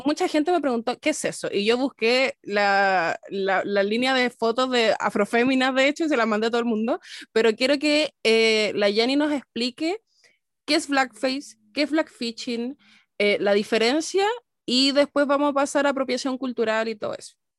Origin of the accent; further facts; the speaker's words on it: Chile; nosotros como chilenos abracemos tanto el no tener una cultura propia